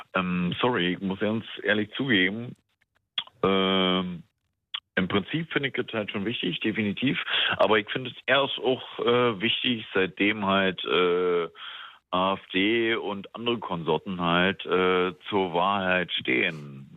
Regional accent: Brandenburg, Germany; also born or lived in Spandau, Berlin; now in Berlin, Germany; ich wohne hier schon seit zehn Jahren, war. ich komme eigentlich vom Land und so weiter, in Brandenburg

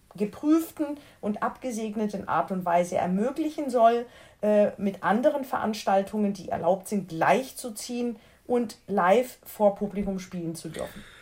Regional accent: foot of the Black Forest, Baden-Württemberg, Germany; Ich bin ja am Fuße des Schwarzwaldes aufgewachsen.

